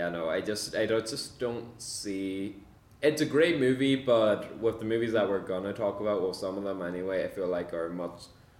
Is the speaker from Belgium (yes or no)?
no; Ireland; two Irish guys